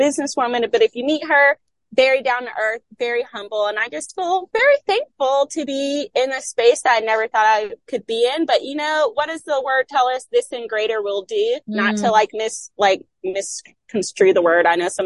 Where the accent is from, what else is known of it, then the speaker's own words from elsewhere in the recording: Florida, United States; I'm from Florida